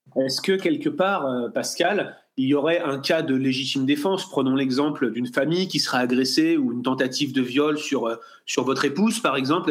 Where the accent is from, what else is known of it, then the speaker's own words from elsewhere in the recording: France; en tant que Français